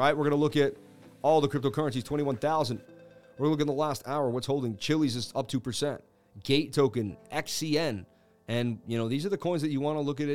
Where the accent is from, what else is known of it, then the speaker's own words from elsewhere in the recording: Boston, Massachusetts, United States; I grew up in Boston, Mass